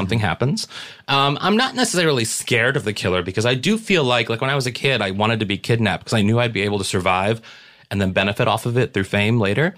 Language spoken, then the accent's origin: English; St. Louis, Missouri, United States; we're both from Saint Louis